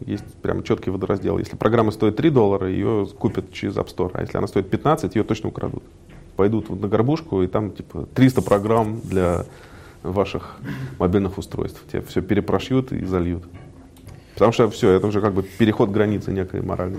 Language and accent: Russian; Moscow, Russia; also born or lived in United States; Родился в Москве